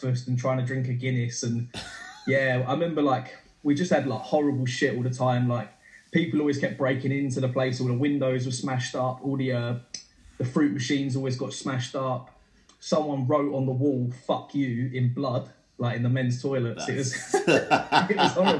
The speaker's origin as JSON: {"language": "English", "town": "Ilford", "region": "London", "country": "United Kingdom", "also_born_or_lived": "Brentwood, Essex", "said": "I'm from Ilford, which is like a shithole bit of outskirts of East London, Essex borders."}